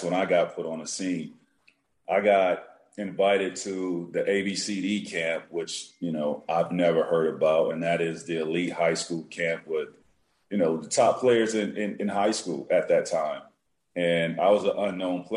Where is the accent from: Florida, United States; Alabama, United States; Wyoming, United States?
Florida, United States; Central; I grew up in Central Florida